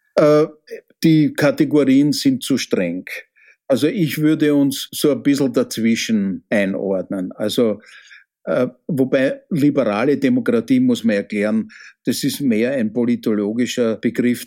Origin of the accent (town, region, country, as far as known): Austria